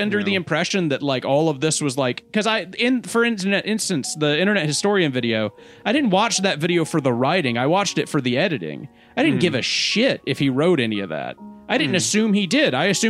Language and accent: English; Mississippi, United States; I'm from Mississippi. I have a Mississippi education.